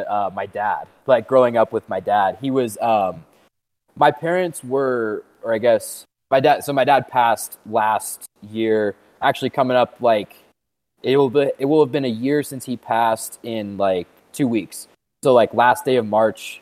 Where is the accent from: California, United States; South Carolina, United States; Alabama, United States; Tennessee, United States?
California, United States; Bay Area, outside San Francisco; also born or lived in Orange County, California / Denver, Colorado / Orlando, Florida; now in Lake Tahoe, United States; I grew up in the Bay Area, like outside San Francisco, lived there until I was 18